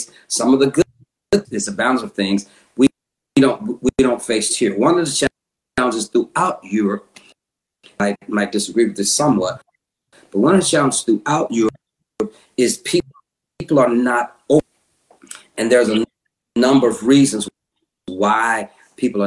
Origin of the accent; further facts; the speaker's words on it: United States; now in England; I am black American